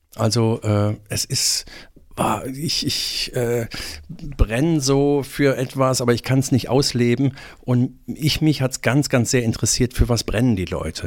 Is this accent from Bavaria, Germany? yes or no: no; Remscheid, North Rhine-Westphalia, Germany; moved away as an adult; also born or lived in Bonn / Tübingen; in Remscheid geboren. Äh, keine sehr schöne Stadt